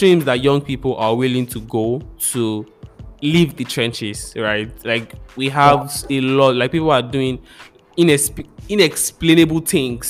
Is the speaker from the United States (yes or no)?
no; Lagos, Abeokuta, Ibadan, South West Nigeria, Nigeria; growing up in Lagos, Abeokuta, Ibadan, the West, basically, Yoruba was the thing